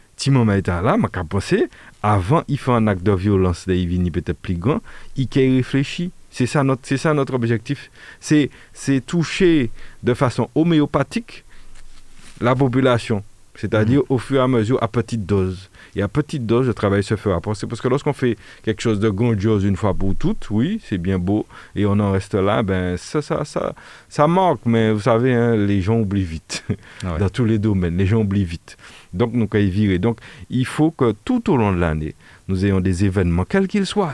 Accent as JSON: {"language": "French", "country": "Martinique", "said": "nous sommes ici en Martinique"}